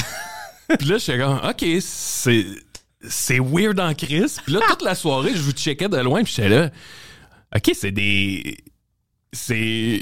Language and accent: French; Salaberry-de-Valleyfield, Quebec, Canada; je viens de Valleyfield puis euh, secondaire 1 à 12 ans je suis dans un cours d'anglais